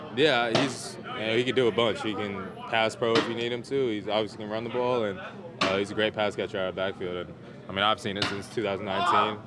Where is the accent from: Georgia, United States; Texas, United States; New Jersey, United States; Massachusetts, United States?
Georgia, United States; moved away as an adult; also born or lived in Notre Dame, Indiana; I'm from Georgia, so I'm not really used to the cold weather stuff.